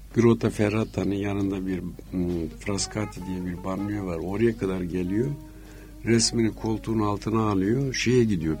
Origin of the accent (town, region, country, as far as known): Adana, Turkey; moved away as an adult; also born or lived in Istanbul / Paris